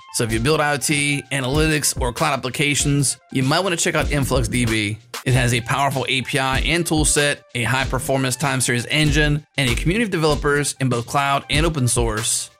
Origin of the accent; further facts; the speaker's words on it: United States; I'm American